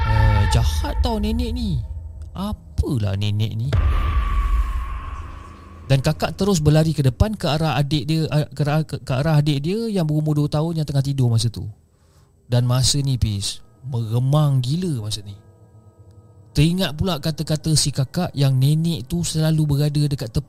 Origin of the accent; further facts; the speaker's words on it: Kelantan, Malaysia; dan saya berasal daripada Kelantan dan sejak berpindah kat sini atas sebab husband saya bekerja